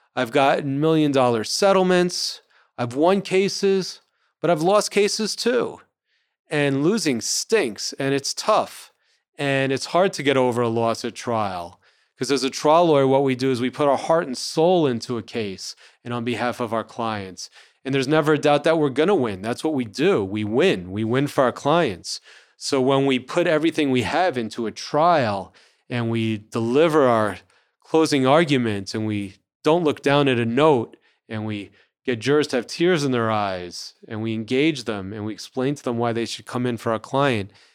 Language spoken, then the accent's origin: English; New Rochelle, New York, United States; also born or lived in New Orleans; I grew up in New Rochelle, New York, which is the suburbs of New York City.